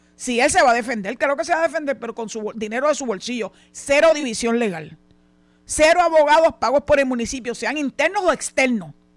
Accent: Puerto Rico; vivimos aquí, nacimos aquí

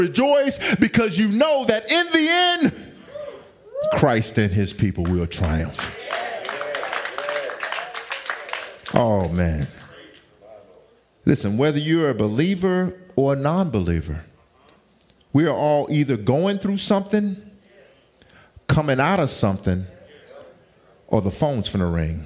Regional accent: the South, United States; I'm from the South. Okay, I'm from the South

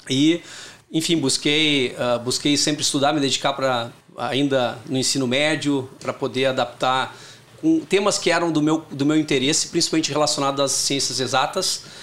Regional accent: Porto Alegre, Rio Grande do Sul, Brazil; Eu sou de Porto Alegre, natural de Porto Alegre. Eh, tinha tenho dois irmãos e uma irmã, então nasci numa família com bastante oportunidade de trabalho em equipe

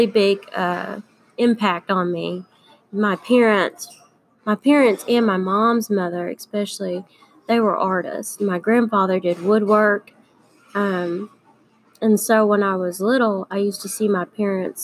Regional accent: Prattville, Alabama, United States; originally I'm from Prattville, and it's a really slow town

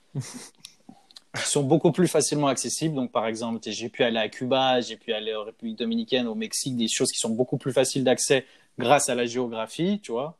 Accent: Lyon, Auvergne-Rhône-Alpes, France; now in Canada; je descendais de chez moi à Lyon

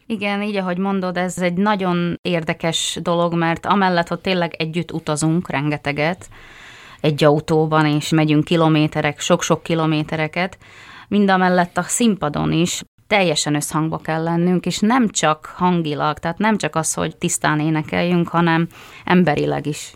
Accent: Tvrdošovce, Nitra Region, Slovakia; az én szülőfalumban Tardoskedden

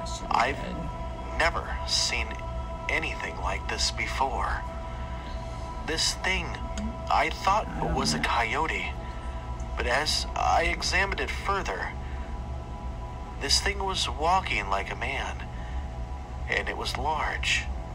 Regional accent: Mesa, Arizona, United States; now in Flagstaff, United States; I'm originally from Mesa, Arizona. A few years ago, my family and I moved up north near Flagstaff for work purposes.

